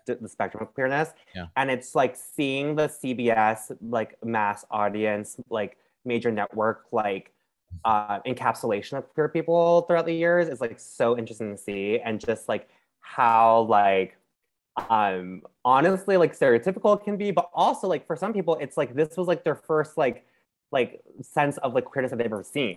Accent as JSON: {"language": "English", "town": "Anaheim", "region": "California", "country": "United States", "tie": "born or raised there", "moved": "yes", "lives_now": "New York, United States", "said": "i like grew up in like um Anaheim area"}